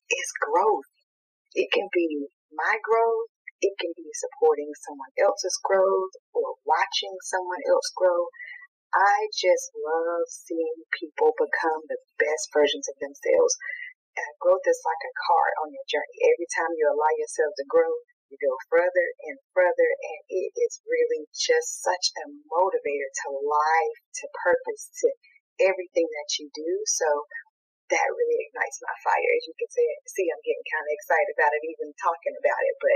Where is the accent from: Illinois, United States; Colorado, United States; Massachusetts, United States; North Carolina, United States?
North Carolina, United States; Eastern; moved away as an adult; also born or lived in Northern California; now in California, United States; I live in Northern California. I have for about eight years now. However, I was born and raised in Eastern North Carolina, so I am a country girl at heart.